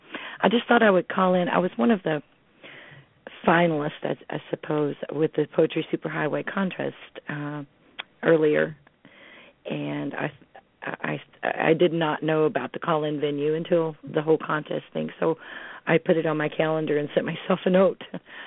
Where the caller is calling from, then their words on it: Smiths Grove, Kentucky, United States; I'm calling from South Central Kentucky, Smith's Grove.